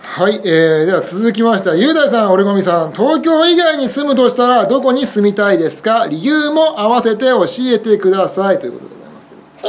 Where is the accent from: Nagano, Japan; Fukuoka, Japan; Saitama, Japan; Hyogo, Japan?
Nagano, Japan; now in Tokyo, Japan; 僕自身はもうなあの地元の長野市にねまたゆあの大人になってから住んだことないんで